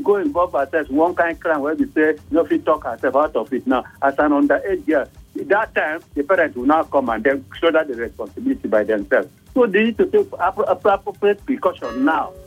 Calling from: Abuja, Federal Capital Territory, Nigeria; I'm calling from Galadimawa.

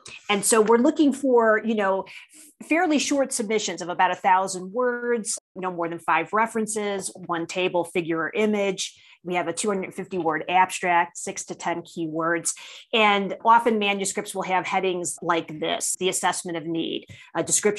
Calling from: Parker, Colorado, United States; And today I'm calling in from Parker, Colorado in the U.S.

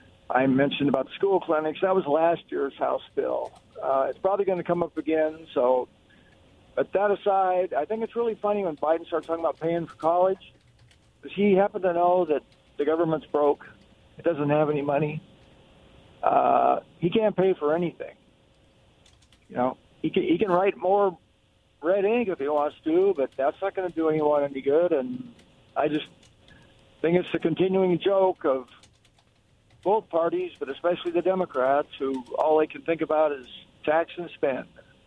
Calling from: Kennewick, Washington, United States; This is … chiming in from Kennewick.

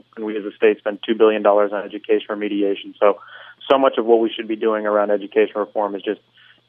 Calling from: Aventura, Florida, United States; I'm actually calling from the northern part of the county, from Aventura.

